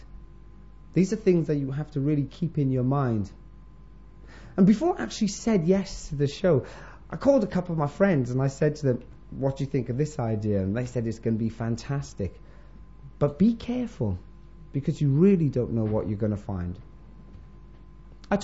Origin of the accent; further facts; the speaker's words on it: Wales, United Kingdom; also born or lived in Florida, United States; I'm a Welsh boy, basically, from Jamaican parents.